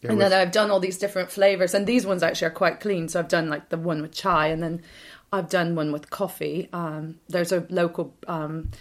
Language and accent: English; United States; moved away; growing up in the States